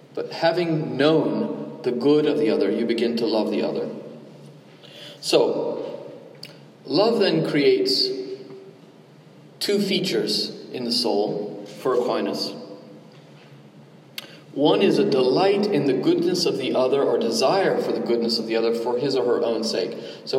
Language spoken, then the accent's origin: English; Southeast Georgia, United States; I'm from Southeast Georgia